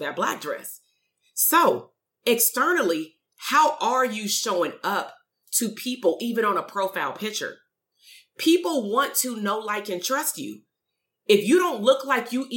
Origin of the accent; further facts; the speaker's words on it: Compton, California, United States; moved away as an adult; I'm from the hood. I'm from Compton. We moved out 2.5 years ago. I'm still very much from Compton.